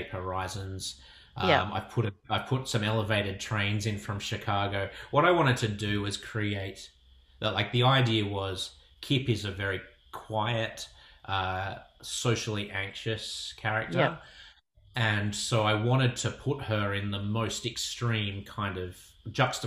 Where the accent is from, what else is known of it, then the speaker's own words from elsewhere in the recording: Sydney, New South Wales, Australia; I'm from Sydney